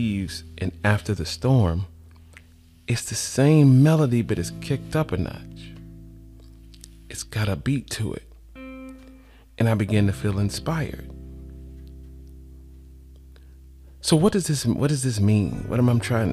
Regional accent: Atlanta, Georgia, United States; I'm from Atlanta

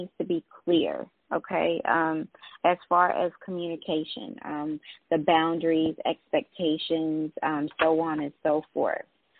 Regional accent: North Carolina, United States; also born or lived in Durham, North Carolina; now in Atlanta, United States; Yes, I'm 919. I live in Atlanta now, but from Georgia. I'm from North Carolina

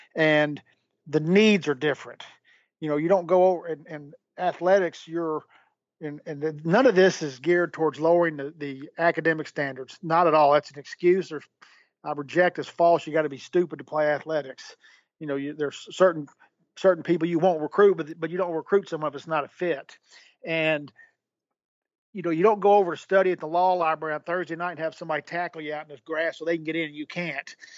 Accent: Nashville, Tennessee, United States; I was living in Nashville, it's my hometown

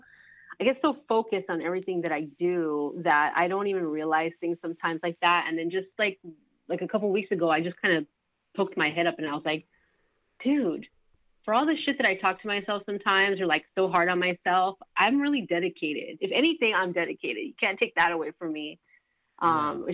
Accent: Los Angeles, California, United States; also born or lived in Palmdale; I grew up Southern California, LA, Los Feliz, Hollywood, Glendale, Atwater

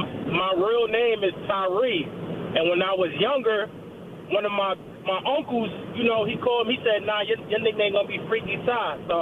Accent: Paterson, New Jersey, United States; I'm from Paterson, New Jersey, right?

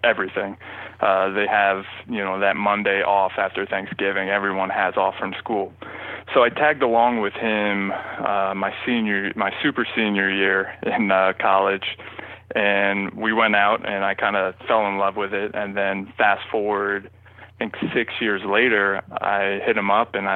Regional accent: Princeton, New Jersey, United States; also born or lived in Michigan; growing up in New Jersey

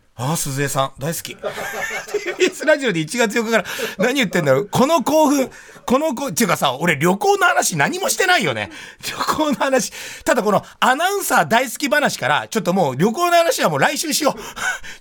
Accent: Tokyo, Japan; うち品川区に住んでね、生まれも育ちもずっと戸越、武蔵小山と戸越銀座なんで

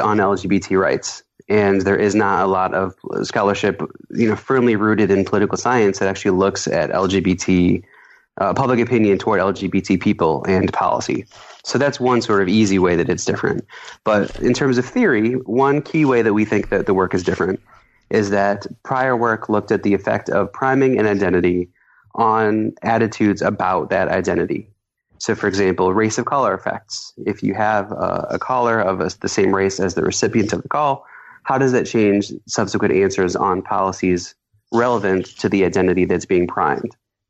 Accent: Iowa, United States; I was really proud of my home state of Iowa.

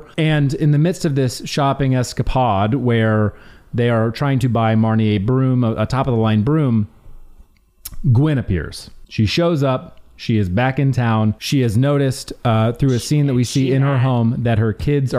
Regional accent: Alabama, United States; I was born in Alabama

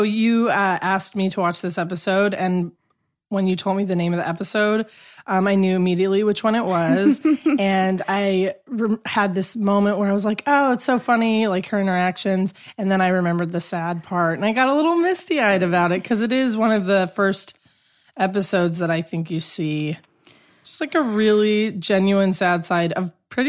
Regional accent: Albuquerque, New Mexico, United States; also born or lived in Chicago; now in Los Angeles, United States; I'm originally from Albuquerque, New Mexico.

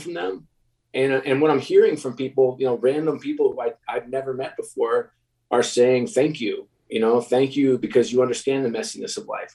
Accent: New York, United States; I'm a New York kid

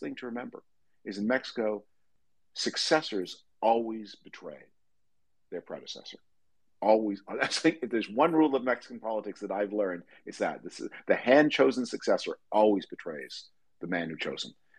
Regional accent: Canada; moved away; I'm from Canada originally

